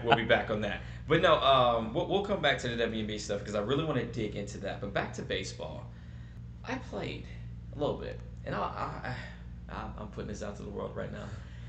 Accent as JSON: {"language": "English", "region": "North Carolina", "country": "United States", "said": "Or Atlanta Braves, mainly because I'm from North Carolina"}